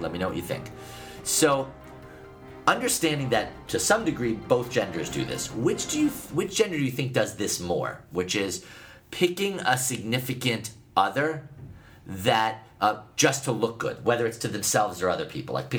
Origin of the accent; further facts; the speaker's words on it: Northeast, United States; I'm from the Northeast, and also I live in the Northwest a lot now.